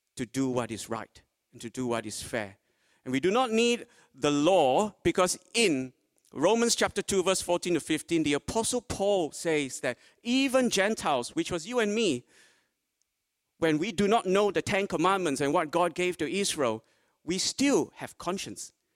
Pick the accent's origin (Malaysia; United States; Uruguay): Malaysia; now in Port Lincoln, Australia; Originally, I was born in Malaysia